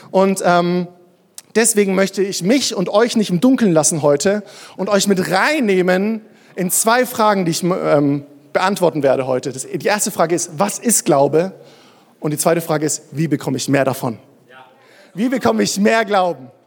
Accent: Würzburg, Bavaria, Germany; Ich bin in Würzburg groß geworden, bin da in eine Kirche gegangen.

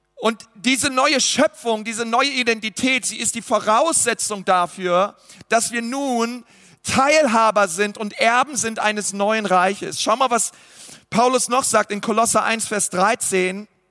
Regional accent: Germany; ich wurde in Deutschland geboren, ich habe deutsche Eltern

